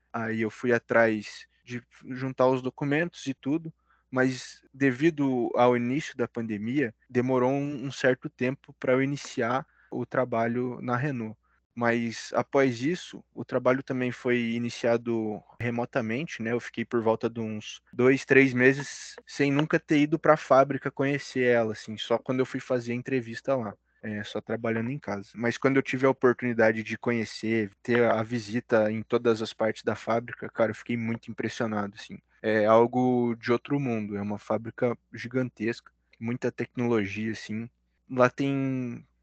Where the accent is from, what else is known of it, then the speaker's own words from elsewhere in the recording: Curitiba, Paraná, Brazil; also born or lived in Ponta Grossa; minha naturalidade é de Curitiba mesmo, sou da região aqui do Paraná.